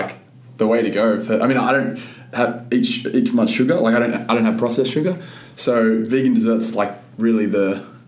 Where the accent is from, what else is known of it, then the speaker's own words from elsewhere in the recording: Wollongong, New South Wales, Australia; I'm from Wollongong. Born and raised in Wollongong